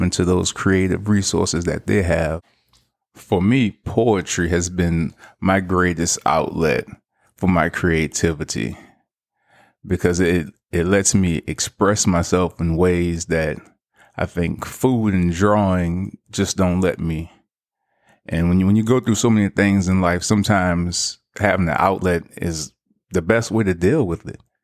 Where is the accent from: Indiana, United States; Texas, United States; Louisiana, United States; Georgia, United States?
Louisiana, United States; New Orleans; I'm originally from New Orleans, Louisiana